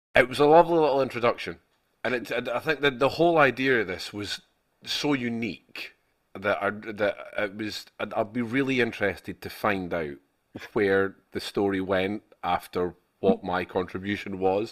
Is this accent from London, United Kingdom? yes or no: no; Scotland, United Kingdom; us Scots